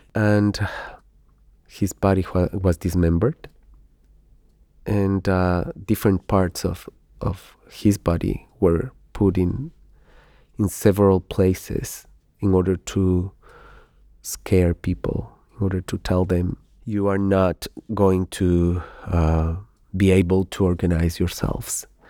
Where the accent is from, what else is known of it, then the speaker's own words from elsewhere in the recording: Ecuador; moved away as an adult; now in Spain; I come from Ecuador